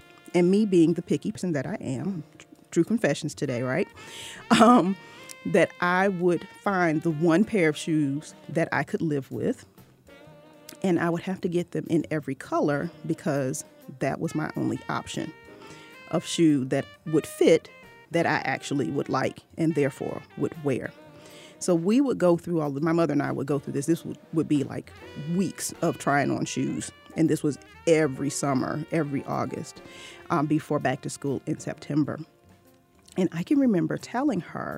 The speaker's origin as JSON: {"language": "English", "town": "Norfolk", "region": "Virginia", "country": "United States", "tie": "born or raised there", "said": "my hometown in Norfolk, Virginia"}